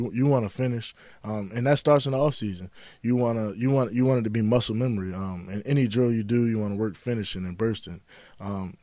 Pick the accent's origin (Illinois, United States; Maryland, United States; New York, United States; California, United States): Maryland, United States; Baltimore; being a kid growing up in Baltimore